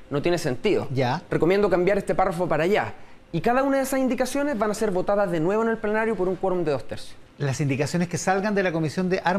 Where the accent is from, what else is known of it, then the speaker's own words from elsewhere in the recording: Chile; como somos los chilenos